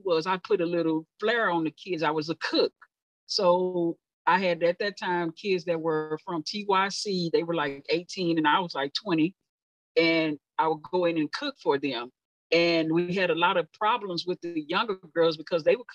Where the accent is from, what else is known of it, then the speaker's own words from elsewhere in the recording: Dallas, Texas, United States; I born and raised in Oak Cliff, Southern sector